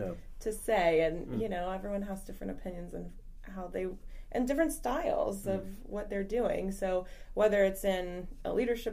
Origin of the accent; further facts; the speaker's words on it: Loudoun County, Northern Virginia, United States; also born or lived in Fairfax County, Virginia; I'm a loyal Fairfax Countyan, even though I grew up in Loudoun.